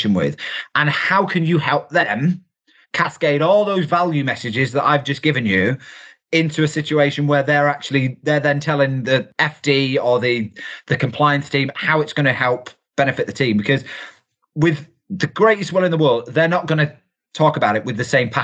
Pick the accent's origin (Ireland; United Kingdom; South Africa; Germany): United Kingdom; we're typically British